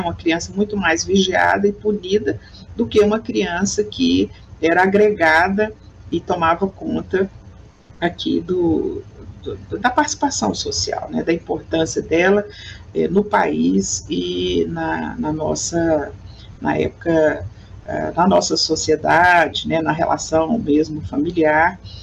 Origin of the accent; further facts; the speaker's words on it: Goiânia, Goiás, Brazil; Sou goiana, é, nasci aqui na cidade de Goiânia, no estado de Goiás